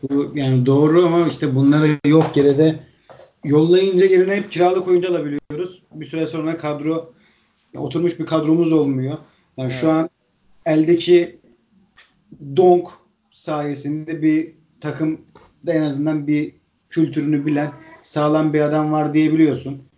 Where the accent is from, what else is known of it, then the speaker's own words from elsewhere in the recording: Trabzon, Turkey; moved away; Ben Trabzonluyum. Trabzon'da yani on dokuz sene yaşadım